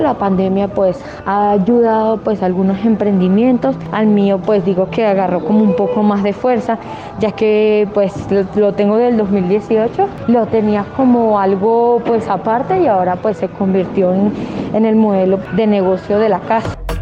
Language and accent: Spanish; Caracas, Capital District, Venezuela; moved away as an adult; now in Colombia; Soy de Caracas